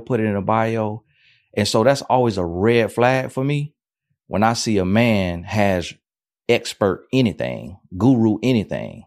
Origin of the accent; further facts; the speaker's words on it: Florida, United States; I'm from Florida